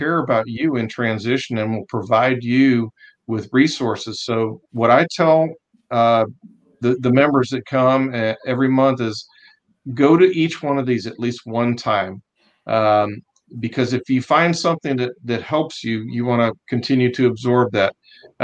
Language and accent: English; Cleveland, Ohio, United States; moved away; I'm a Yankee from Cleveland